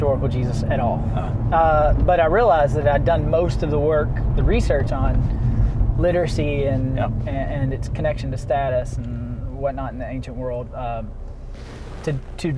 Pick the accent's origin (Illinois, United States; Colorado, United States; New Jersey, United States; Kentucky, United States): Kentucky, United States; Louisville; moved away as an adult; also born or lived in United Kingdom; now in Louisville, United States; I grew up in it, and I used to, you know, living in the UK, I'd get people all the time when I'd tell them I was from Kentucky